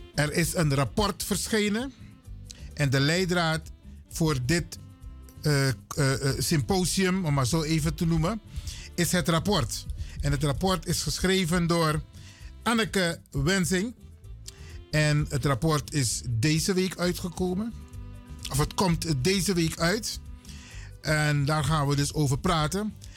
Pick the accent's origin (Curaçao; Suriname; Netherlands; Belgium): Suriname; we zijn Surinamers